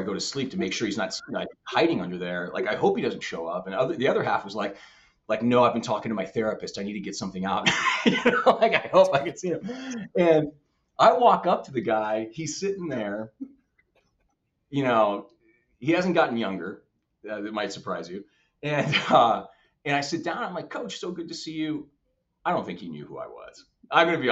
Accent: Midwest, United States; I'm from the Midwest

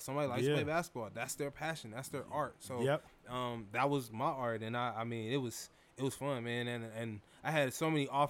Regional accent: West Coast, United States; I'm from the West Coast.

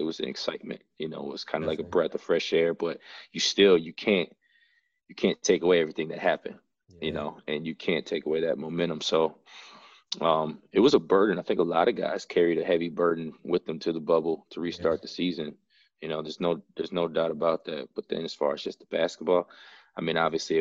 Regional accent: Madison, Wisconsin, United States; also born or lived in San Antonio, Texas; I was born in San Antonio, but I've been in Madison. I grew up in Madison, was raised in Madison

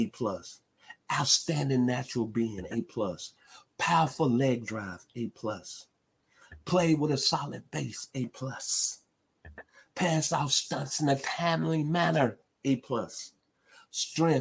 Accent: Memphis, Tennessee, United States; born or raised there; now in Douglasville, United States

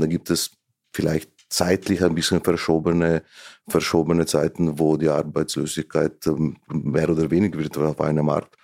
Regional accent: Slovenia; German is a second language; moved away as an adult; now in Vienna, Austria; wurde in Slowenien geboren und mhm. habe auch die ersten Jahre, ne, die, die bis zur Mittelschule in Slowenien gelebt

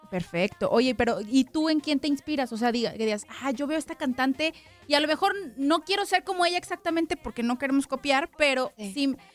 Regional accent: Guadalajara, Jalisco, Mexico; yo como tapatía te lo agradezco que lo hayas grabado en la tierra que te vio nacer, en la tierra que nos vio nacer.

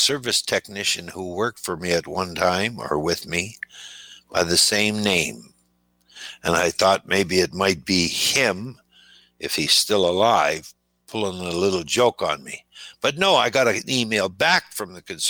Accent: Timmins, Ontario, Canada; moved away; my hometown of Timmins, Ontario, in northern Canada

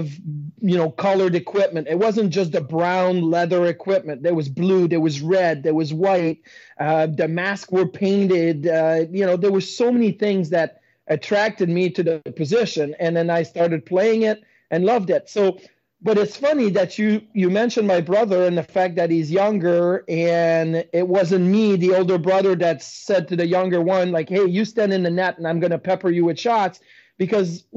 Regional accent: Quebec City, Quebec, Canada; moved away as an adult; I was in Quebec City

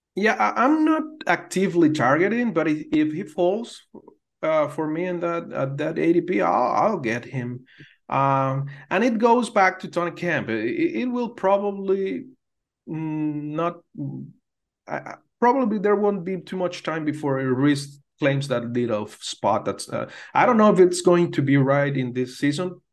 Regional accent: Venezuela; growing up in Venezuela, back there in the eighties

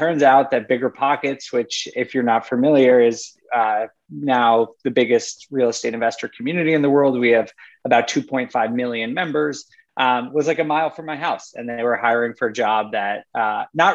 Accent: New York, United States; moved away as an adult; also born or lived in Rochester, New York / Colorado; now in Europe; I grew up in New York and went to college in upstate New York

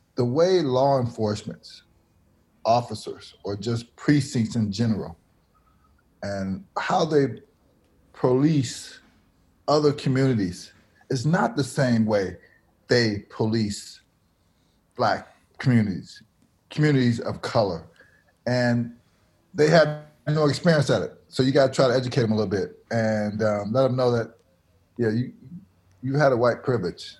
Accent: Milwaukee, Wisconsin, United States; a school I went to, Milwaukee Public School

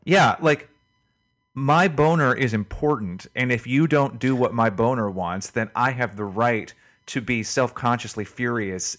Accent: the South, United States; growing up in the South in the eighties

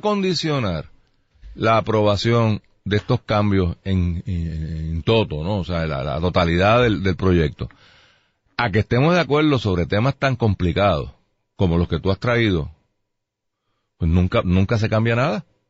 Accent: Puerto Rico

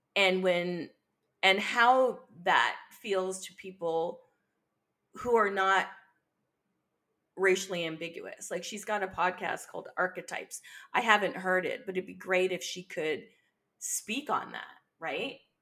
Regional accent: Barbados; I'm from Barbados, which was one of the major sugar producers for Britain

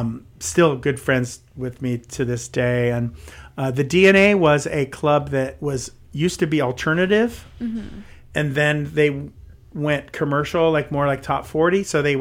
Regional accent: San Francisco, California, United States; So I'm from San Francisco. It's not like I've never seen a drag queen before or anything

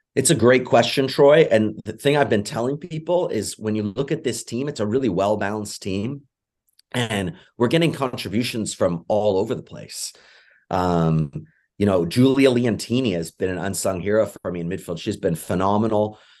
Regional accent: England, United Kingdom; moved away; I'm originally from England

